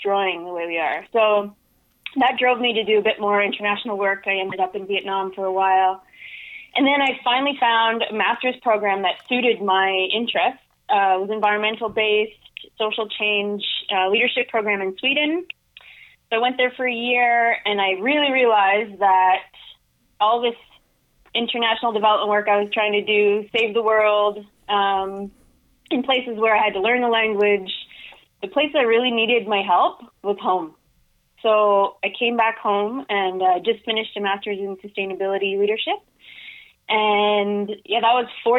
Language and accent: English; Bloomfield, New Brunswick, Canada; also born or lived in Saint John, New Brunswick; now in Moncton, Canada; I am originally from Bloomfield, New Brunswick